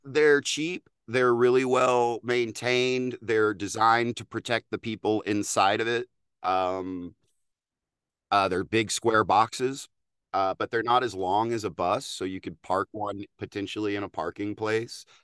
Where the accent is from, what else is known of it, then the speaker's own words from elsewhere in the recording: Texas, United States; accent: Texas twang; as a Texan